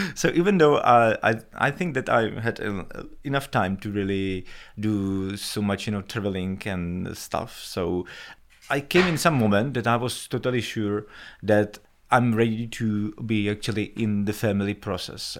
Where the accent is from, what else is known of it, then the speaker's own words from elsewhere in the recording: Czechia; moved away as an adult; also born or lived in New York; I moved out from Czech Republic